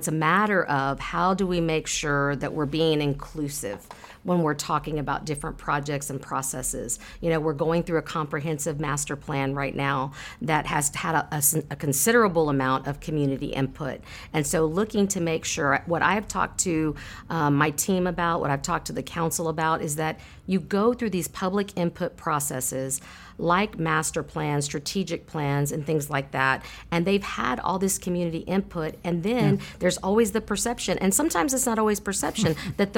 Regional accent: San Marcos, Texas, United States; My husband and I were both born and raised in San Marcos, and so we raise our family here.

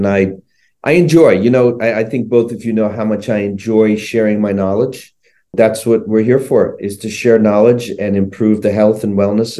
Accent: Sri Lanka; born there; I was born in Sri Lanka.

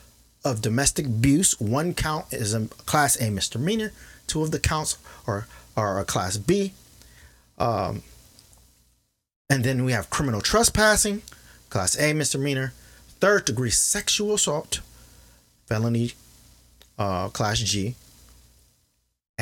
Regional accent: Kenosha, Wisconsin, United States; my hometown of Kenosha

